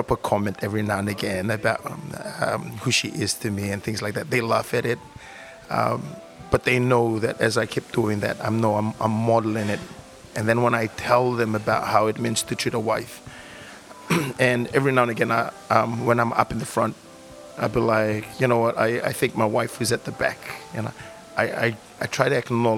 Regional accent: Fiji; growing up in the Fijian culture

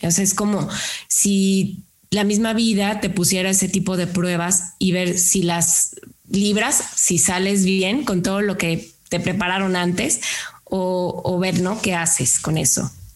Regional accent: Lagos de Moreno, Jalisco, Mexico; now in San Luis Potosí, Mexico; Yo no soy de San Luis Potosí, yo soy de un pueblo que se llama Lagos de Moreno

